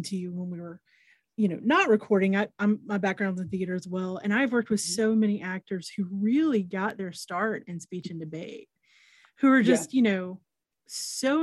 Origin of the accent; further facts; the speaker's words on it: Mississippi, United States; I do think we as Mississippians do have the best storytellers in our state